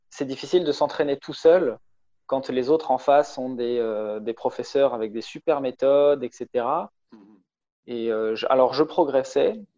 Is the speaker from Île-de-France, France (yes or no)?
no; Strasbourg, Grand Est, France; je, viens de Strasbourg, c'est euh, c'est à l'est de la France